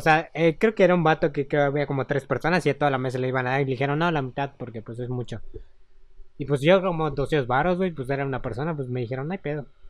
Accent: Mérida, Yucatán, Mexico; De aquí de Mérida

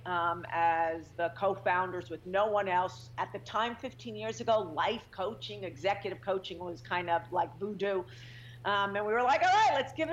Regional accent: New York, United States; moved away as an adult; also born or lived in California; I'm a New Yorker.

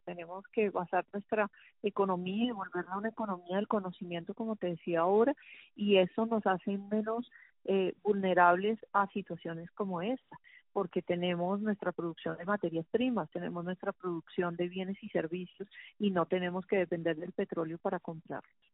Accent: Colombia; como bogotanos, yo creo que como colombianos en general

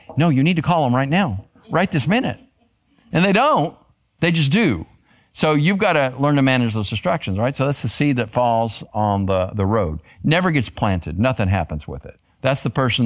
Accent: Arizona, United States; I grew up in Arizona

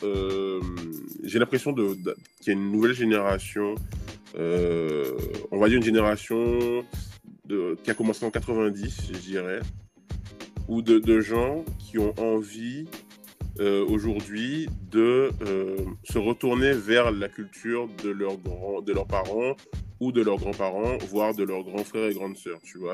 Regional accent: Trois-Rivières, Guadeloupe; moved away; also born or lived in Gourbeyre, Guadeloupe; je suis de Trois-Rivières. Euh, alors, j'ai grandi à Gourbert

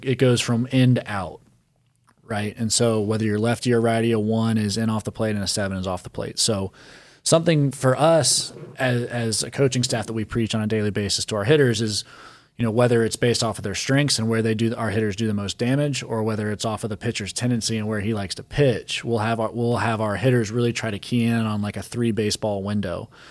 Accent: Charlotte, North Carolina, United States; growing up in Charlotte and going to Grand Slam batting cage

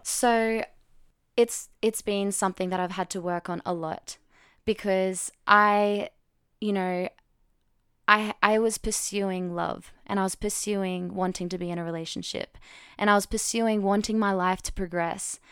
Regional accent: Australia; I'm twenty-six from Australia

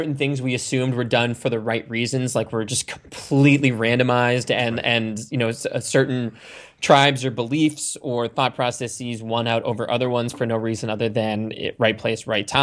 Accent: Sandwich, Massachusetts, United States; I grew up in Cape Cod, Massachusetts, in a town called Sandwich

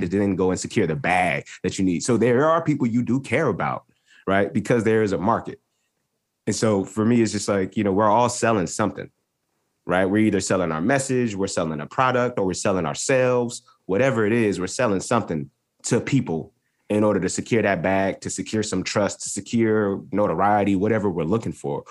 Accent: North Carolina, United States; I'm from North Carolina

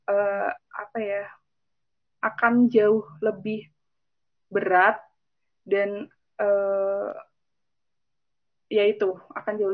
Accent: Tegal, Central Java, Indonesia; saya kan asli Tegal gitu.

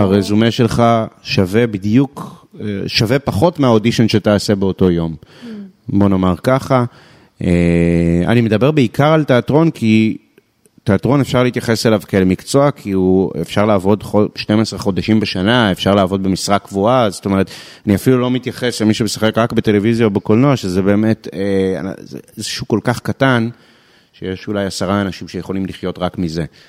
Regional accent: Israel; אנחנו כישראלים

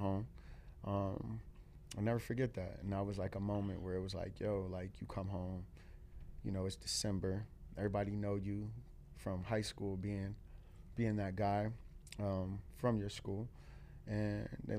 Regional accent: Akron, Ohio, United States; born or raised there; now in Cleveland, United States

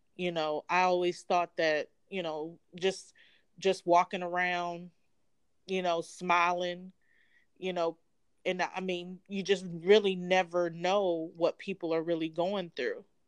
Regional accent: Atlanta, Georgia, United States; I'm actually from Atlanta, Georgia.

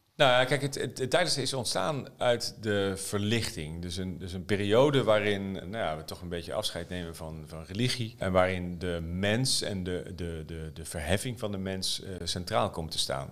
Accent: Netherlands; als Nederlander

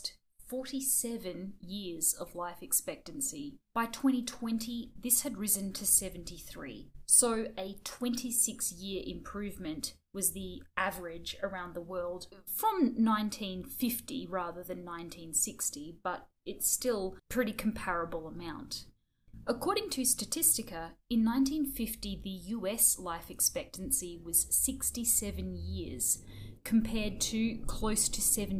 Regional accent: Australia; we're Australian

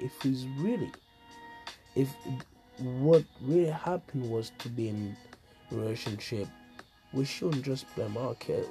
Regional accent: Burundi; moved away; growing up in Africa, back in Burundi

